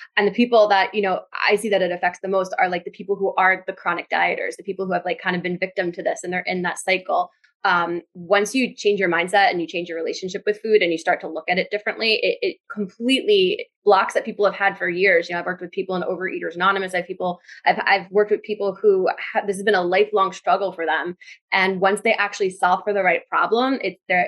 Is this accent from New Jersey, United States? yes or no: yes; New Jersey, United States; I'm from Jersey